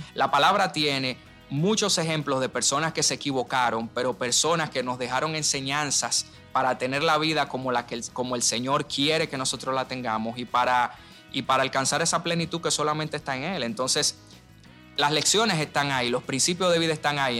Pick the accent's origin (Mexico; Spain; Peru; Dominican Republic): Dominican Republic; desde el primer día que somos República Dominicana